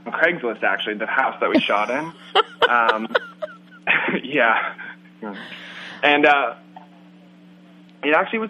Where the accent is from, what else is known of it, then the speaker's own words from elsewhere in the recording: Leavenworth, United States; Erin and I, we grew up in Leavenworth, where we shot half of the film, in a house that was like 180 years old. And we lived there till we were 10